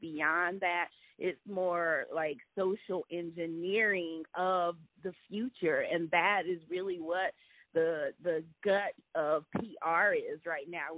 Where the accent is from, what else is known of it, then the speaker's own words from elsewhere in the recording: Durham, North Carolina, United States; also born or lived in Hollywood, California; I was born in Hollywood, California, but grew up in Durham, North Carolina.